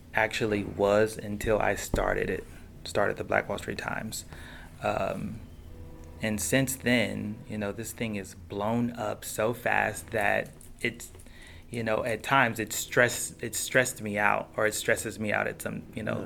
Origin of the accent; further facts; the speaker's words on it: Tulsa, Oklahoma, United States; moved away; in my hometown. And I remember growing up, my grandfather